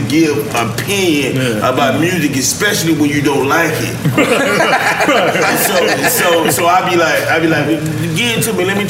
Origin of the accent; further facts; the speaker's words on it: Miami, Florida, United States; growing up in Florida, especially Miami